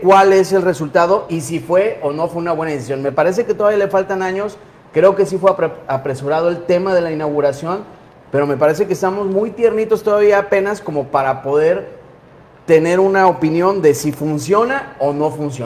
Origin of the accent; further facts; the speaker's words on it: Mexico; unirnos como mexicanos